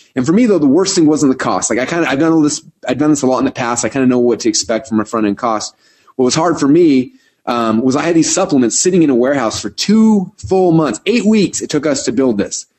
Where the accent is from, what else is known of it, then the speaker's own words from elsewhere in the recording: Boise, Idaho, United States; I'm from Boise, Idaho.